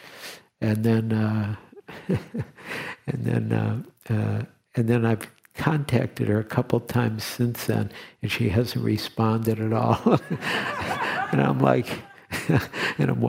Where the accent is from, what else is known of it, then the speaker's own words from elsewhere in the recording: Detroit, Michigan, United States; moved away; I grew up in Detroit